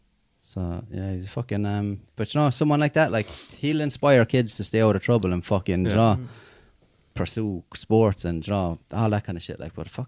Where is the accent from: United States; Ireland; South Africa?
Ireland; Limerick, Munster; I'm from Limerick as well.